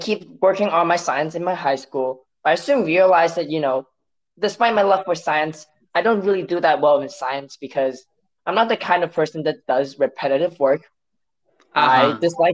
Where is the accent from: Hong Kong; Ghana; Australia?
Hong Kong; first language Cantonese; English is a second language; moved away as an adult; now in United States; when I came from Hong Kong to the US for college